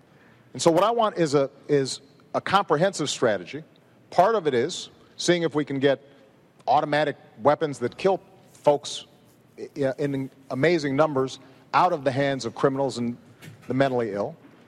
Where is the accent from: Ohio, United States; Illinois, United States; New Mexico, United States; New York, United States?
Illinois, United States; Chicago; in my hometown of Chicago